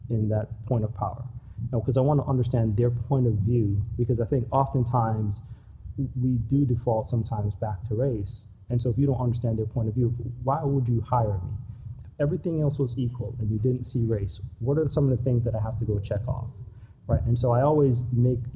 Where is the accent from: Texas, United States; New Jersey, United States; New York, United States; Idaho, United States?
New York, United States; also born or lived in Jamaica; I grew up in New York. First part of my life, I grew up in Jamaica